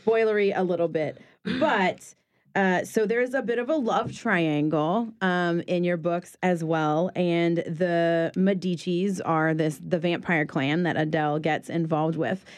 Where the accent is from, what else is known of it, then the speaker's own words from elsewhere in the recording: New Orleans, Louisiana, United States; So I'm from New Orleans and being from here